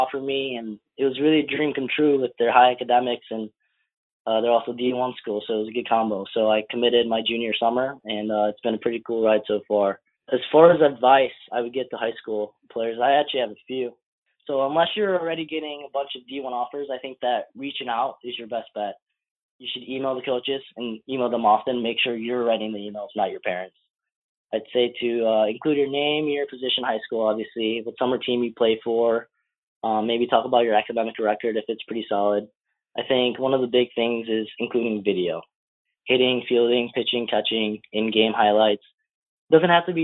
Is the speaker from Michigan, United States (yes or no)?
yes; Michigan, United States; I'm from Michigan